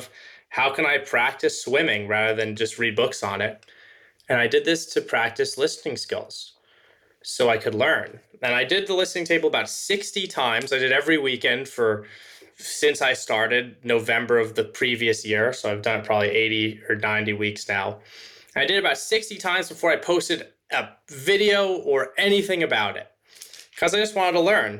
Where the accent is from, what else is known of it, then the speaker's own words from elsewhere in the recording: Los Angeles, California, United States; I grew up in Los Angeles, California